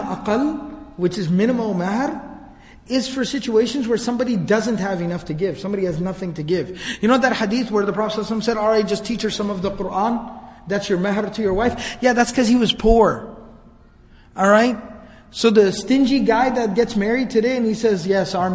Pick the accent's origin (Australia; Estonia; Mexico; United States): United States; Dallas, Texas; I was born and raised here in Dallas